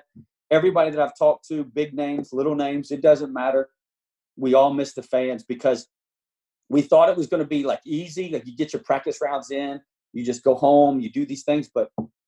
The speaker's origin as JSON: {"language": "English", "region": "the South", "country": "United States", "said": "We're from the South"}